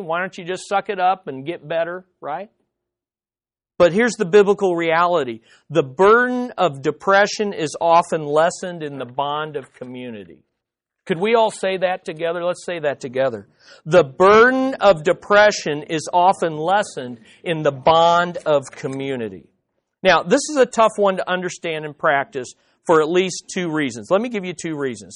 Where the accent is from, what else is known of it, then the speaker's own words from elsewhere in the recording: United States; as American Quis-, Christians